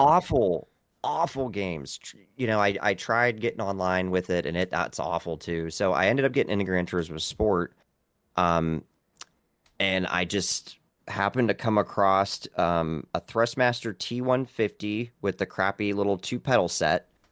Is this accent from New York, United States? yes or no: no; Vienna, Ohio, United States; I am from a small town in Ohio called Vienna